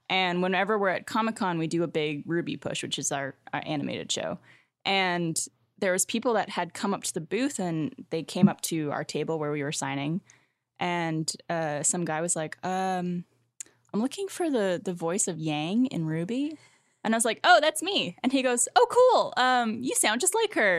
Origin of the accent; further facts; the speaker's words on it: Canada; moved away as an adult; now in Austin, United States; as a Canadian